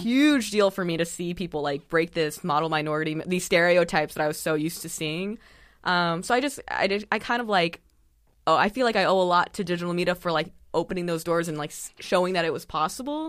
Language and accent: English; San Diego, California, United States; born or raised there; also born or lived in Saint Louis, Missouri / Claremont, California